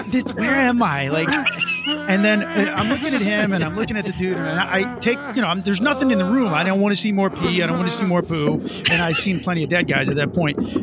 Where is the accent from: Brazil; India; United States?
United States; New Jersey; as Italians, as I grew up with him in New Jersey.